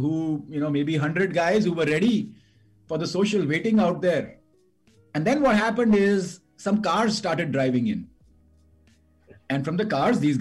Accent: India; I grew up in Sanar

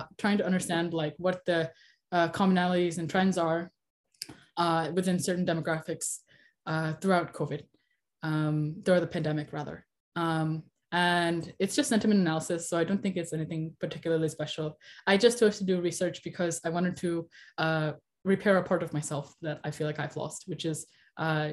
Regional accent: Long Island, New York, United States; also born or lived in India; I grew up on Long Island, New York, for most of my life, and I'm still here

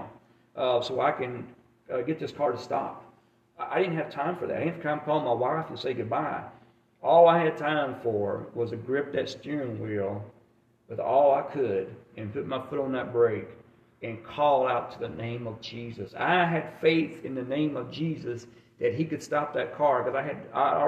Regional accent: Alabama, United States; moved away as an adult; also born or lived in Germany; I grew up in Alabama

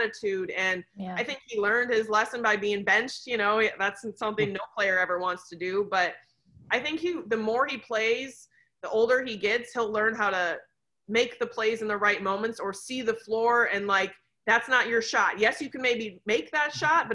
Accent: Wisconsin, United States; I'm from Wisconsin

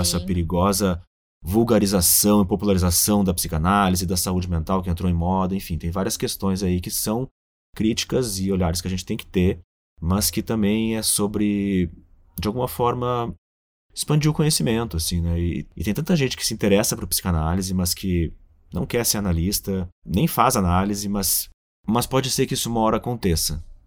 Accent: Rio Grande do Sul, Brazil; moved away; also born or lived in São Paulo; eu sou gaúcho

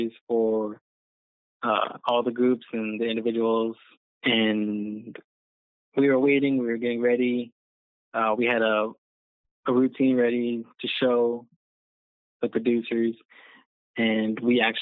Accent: Lehi, Arizona, United States; I was a teen at the Boys and Girls Club over here in Lehigh, where I'm from

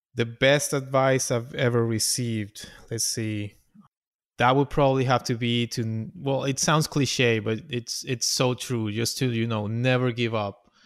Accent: Venezuela; English is a second language; moved away as an adult; also born or lived in Orlando; now in United States; I came here to the United States. I'm from Venezuela, and I came here in, uh, twenty ten

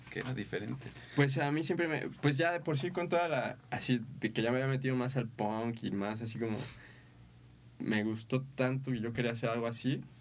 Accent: Mexico City, Mexico; now in Querétaro, Mexico; Yo, yo llego a vivir, tampoco soy de aquí, soy del DF.

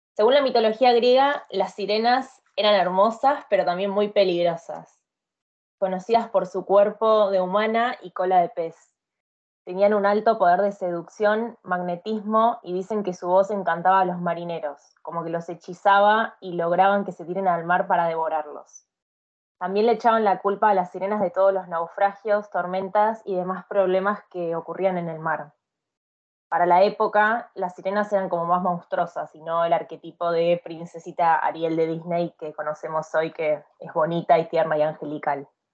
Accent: Argentina; moved away as an adult; also born or lived in India; now in Sweden; Después volví a Argentina de sorpresa

